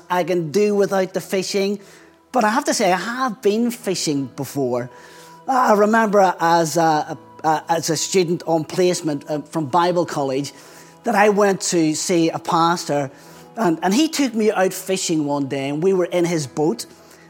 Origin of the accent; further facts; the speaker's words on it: Belfast, Northern Ireland, United Kingdom; accent: Belfast; moved away as an adult; now in England; I still carry a very strong Belfast accent, which is where I grew up.